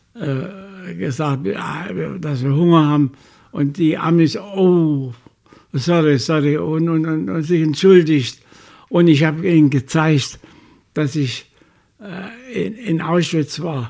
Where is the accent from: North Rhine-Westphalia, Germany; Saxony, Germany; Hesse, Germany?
Saxony, Germany; Chemnitz; ich will zurück in meine Heimatstadt